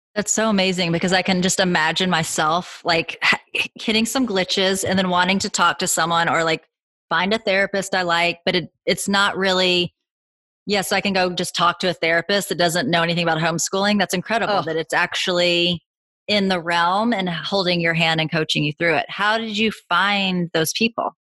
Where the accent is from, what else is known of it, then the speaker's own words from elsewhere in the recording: the South, United States; now in Los Angeles, United States; I grew up in the South